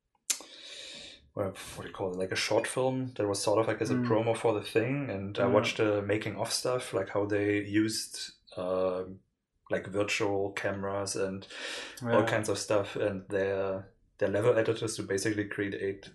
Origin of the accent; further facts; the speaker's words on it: Leipzig, Saxony, Germany; we are from Leipzig. Well, he's not from here. I am from here, but we both live here